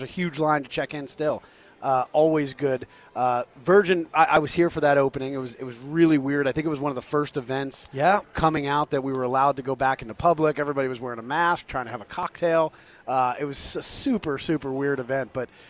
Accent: small town New Jersey, United States; also born or lived in New York; I was not that good, but I was good in small town New Jersey.

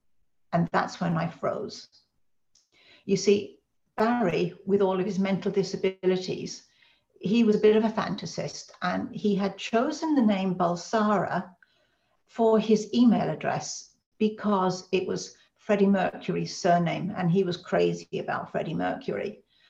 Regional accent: Ireland; because being Irish, they know all about the Birmingham Six, the Guildford Four, the Maguire Seven. I mean, our family really know about this stuff.

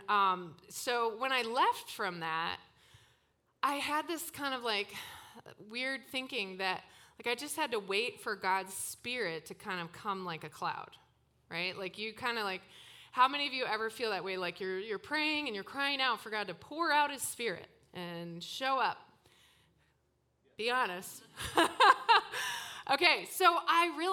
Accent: Toronto, Ontario, Canada; moved away; I came from Toronto, grew up in Toronto

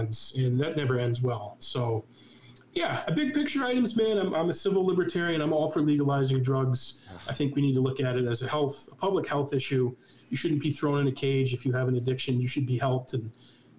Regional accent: New Hampshire, United States; also born or lived in Massachusetts / Washington, D.C.; I moved from Massachusetts to New Hampshire in fourth grade in 1997, and I've been here ever since

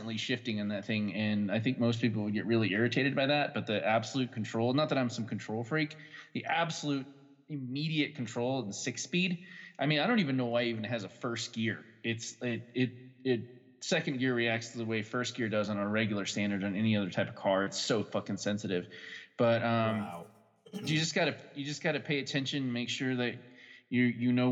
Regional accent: Alaska, United States; now in Colorado, United States; I grew up in Alaska

